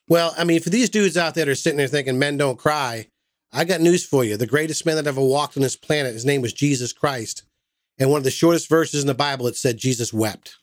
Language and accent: English; Massachusetts, United States; now in Southern United States; I'm from Massachusetts